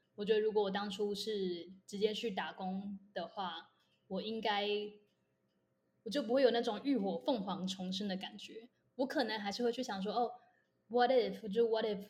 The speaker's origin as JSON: {"language": "Chinese", "country": "Taiwan", "also_born_or_lived": "United States", "moved": "as an adult", "said": "我就回台大旁听的时候"}